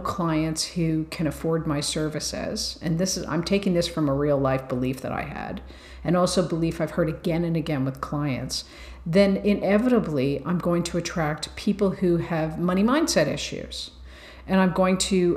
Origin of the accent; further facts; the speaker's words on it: Ireland; I'm Irish